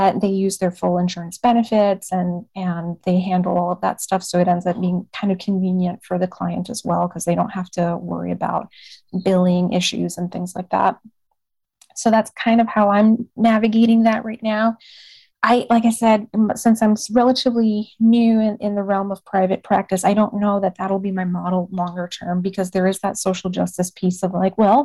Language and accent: English; Puerto Rico; now in Texas, United States; I grew up in Puerto Rico. I spent a good chunk of my childhood in Puerto Rico